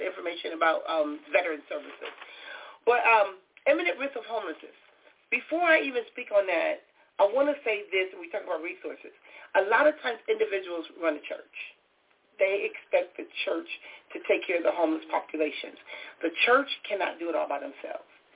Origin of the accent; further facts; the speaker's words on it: Compton, California, United States; growing up in Compton, we had Skid Row